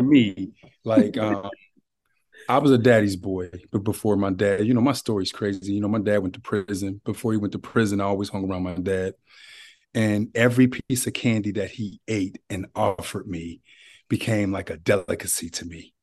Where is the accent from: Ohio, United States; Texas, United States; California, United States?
Ohio, United States; Youngstown; moved away as an adult; now in Columbus, United States; I'm from Youngstown. I'm from oh, Ohio